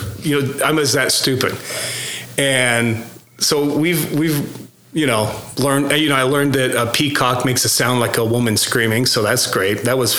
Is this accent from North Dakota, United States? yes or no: no; Los Angeles, California, United States; also born or lived in New Mexico; now in Oklahoma, United States; most of my life was spent as a child in Los Angeles. So I didn't really, even though I was born in New Mexico, my day-to-day life after six or so was spent in LA.